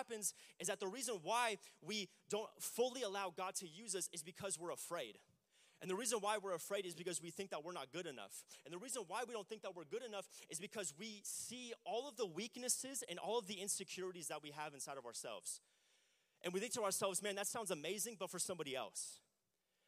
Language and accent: English; Lake Elsinore, California, United States; I grew up in Lake Elsinore